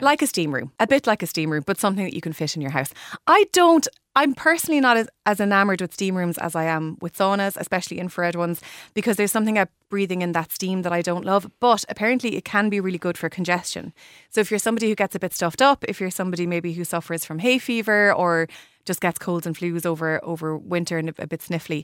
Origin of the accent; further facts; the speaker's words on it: Limerick, Munster, Ireland; my hometown in Limerick